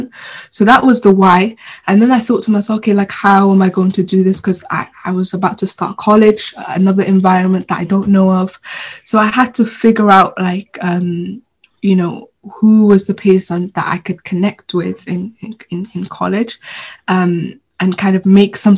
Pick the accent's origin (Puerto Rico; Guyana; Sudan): Sudan; now in Swansea, United Kingdom; I'm originally from Sudan, so I went back home